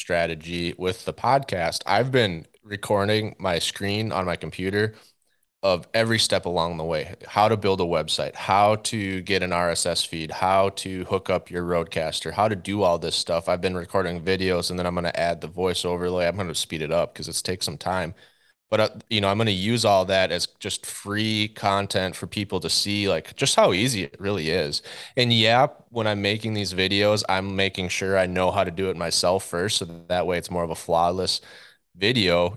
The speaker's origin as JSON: {"language": "English", "region": "central Minnesota", "country": "United States", "tie": "born or raised there", "also_born_or_lived": "North Dakota", "moved": "as an adult", "said": "I grew up in Minnesota, central Minnesota, with a pretty traditional hunting and fishing family"}